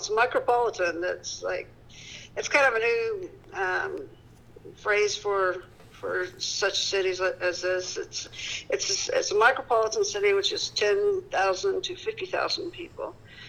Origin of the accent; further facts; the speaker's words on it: Peru, Indiana, United States; I was born here in Peru.